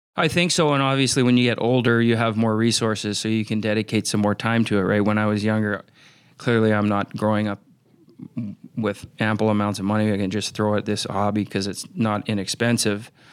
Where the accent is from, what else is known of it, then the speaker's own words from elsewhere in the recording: Vancouver, British Columbia, Canada; moved away; also born or lived in Minnesota; growing up in Vancouver, British Columbia, because you're on the coast